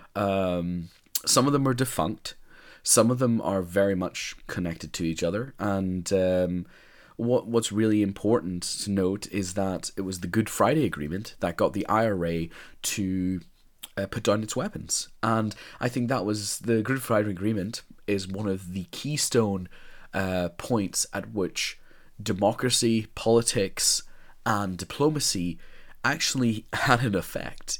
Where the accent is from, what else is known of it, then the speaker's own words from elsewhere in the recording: Northern Ireland, United Kingdom; as a Northern Irish person, as a person who grew up in Northern Ireland